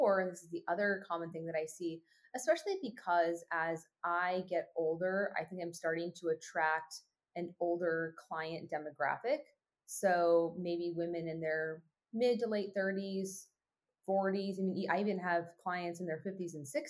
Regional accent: California, United States; also born or lived in Oregon; California, where my hometown was

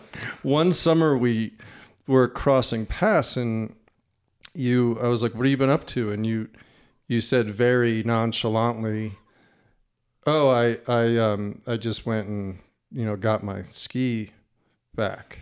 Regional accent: New Jersey, United States; moved away; growing up in New Jersey

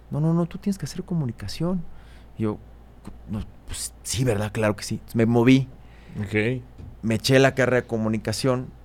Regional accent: Mexico City, Mexico; yo soy de aquí, de Ciudad de México. Soy chilango. De, Coyoacán. Soy bien chilango. Y como buen chilango de, clase media, eh, me tocó una infancia, pues yo diría que bastante normal

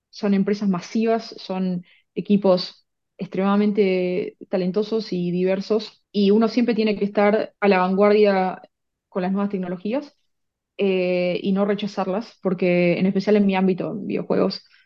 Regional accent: Argentina; moved away as an adult; now in Vancouver, Canada; Sí, bueno, como bien dijiste, soy, soy argentina. Eh, estuve la mayor parte de mi vida en Argentina, pero viví en un montón de países y bueno, ahora el que toca es, es, Canadá. Estoy acá en Vancouver hace dos años

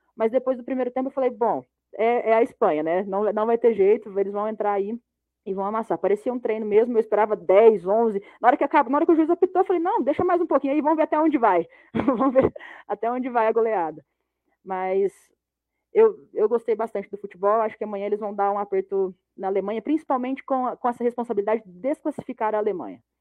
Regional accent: Brazil; Eu, como brasileira

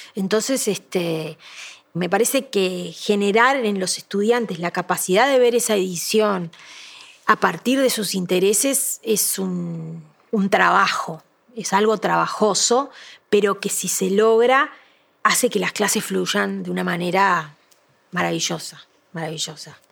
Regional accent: Las Violetas, Canelones, Uruguay; yo me crié en Las Violetas, que es una zona de viñedos.

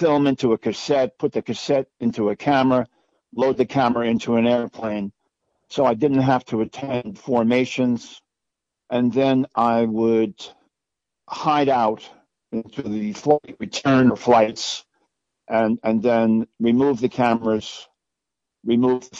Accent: Orange County, New York, United States; I grew up in Orange County, New York.

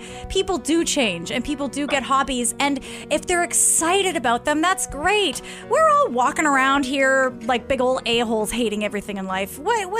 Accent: Windsor, Ontario, Canada; born or raised there; now in Halifax, Canada

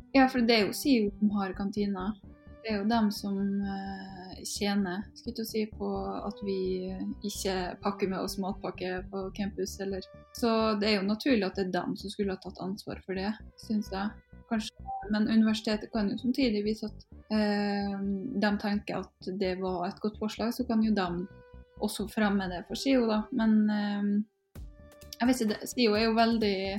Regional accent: Norway; Vi er jo nordmenn

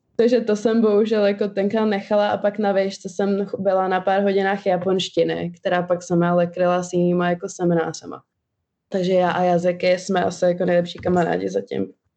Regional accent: Czechia; first language Albanian; čeština, Protože jsem se tady narodila a chodila do školy, ale vždycky jsme si udržovali albánštinu jako mateřský jazyk

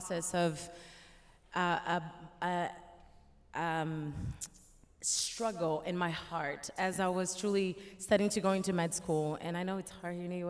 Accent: Rio de Janeiro, Brazil; moved away; But I'm Brazilian. I was born in Rio de Janeiro, Brazil

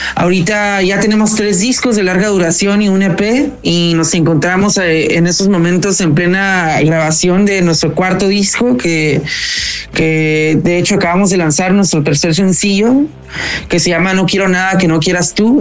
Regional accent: Tijuana, Baja California, Mexico; moved away as an adult; now in Mexico City, Mexico; somos de Tijuana, California

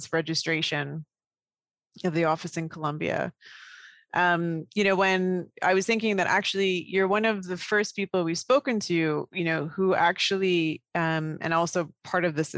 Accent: Canada; a child of Indian immigrants growing up in Canada.

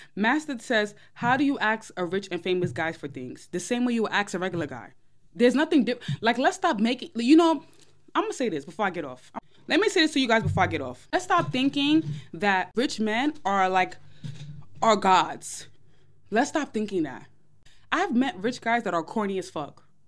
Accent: New York, United States; I'm from New York.

